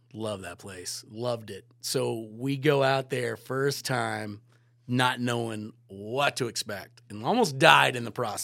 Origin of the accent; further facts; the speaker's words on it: Virginia Beach, Virginia, United States; moved away as an adult; also born or lived in Killington, Vermont; growing up in Virginia Beach